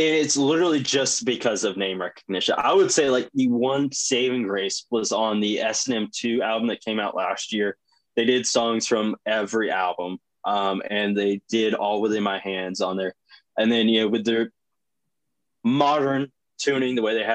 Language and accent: English; North Carolina, United States; accent: banjo accent; I'm from North Carolina